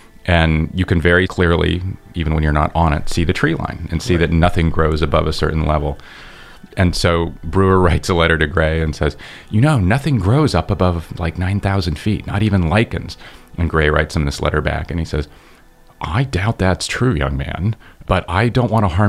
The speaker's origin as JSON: {"language": "English", "town": "San Francisco", "region": "California", "country": "United States", "tie": "born or raised there", "said": "I grew up in San Francisco"}